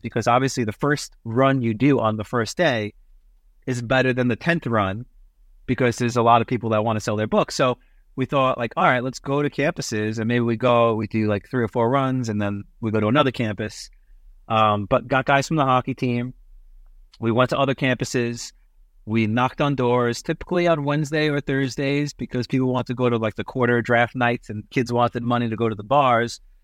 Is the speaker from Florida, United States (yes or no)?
no; New York City, New York, United States; moved away as an adult; also born or lived in Massachusetts / Canada; growing up in Brooklyn, entrepreneurship is kinda second nature